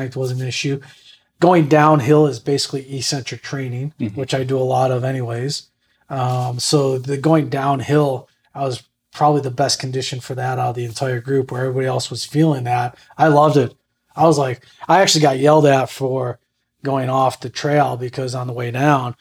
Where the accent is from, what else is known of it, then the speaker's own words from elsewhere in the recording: Buffalo, New York, United States; I'm from Buffalo